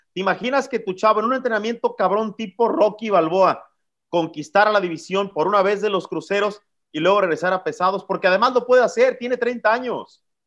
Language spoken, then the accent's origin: Spanish; Mexico; como mexicano